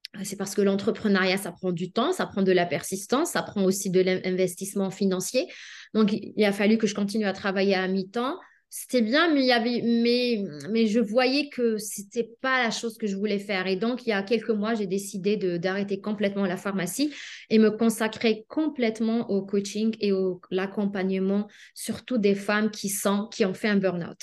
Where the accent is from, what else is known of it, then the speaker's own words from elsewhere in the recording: Algeria; moved away as an adult; also born or lived in Lyon, France; now in Canada; je suis née en Algérie, puis j'ai étudié en Algérie la pharmacie